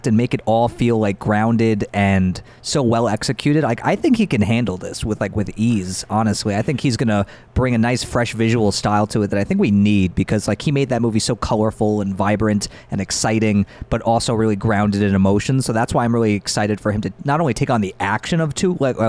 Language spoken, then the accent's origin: English; New York, United States; I'm an American from New York